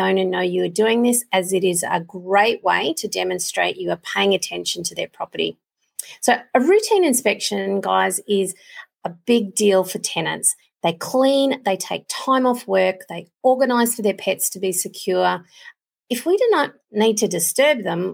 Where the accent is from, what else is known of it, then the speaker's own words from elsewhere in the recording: Queensland, Australia; I'm a Queenslander